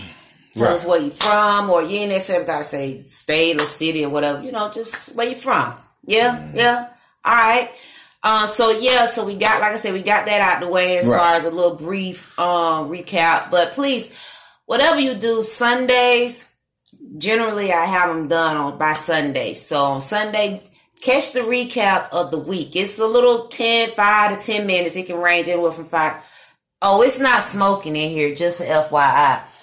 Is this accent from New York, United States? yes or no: yes; New York, United States; Okay, I'm from Harlem. Word, NYC, baby.